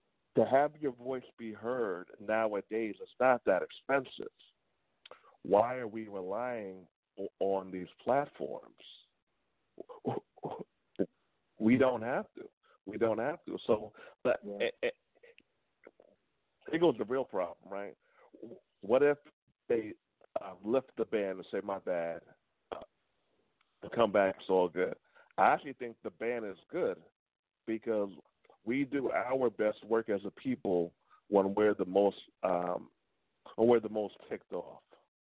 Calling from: New York, United States; I'm calling from New York.

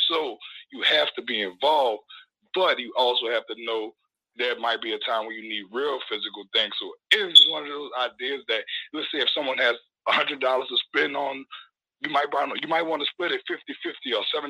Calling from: New Orleans, Louisiana, United States; I'm calling from New Orleans.

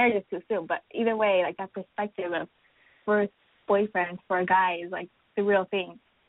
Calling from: Los Angeles, California, United States; I am 22, going to be 23, and I'm from Los Angeles.

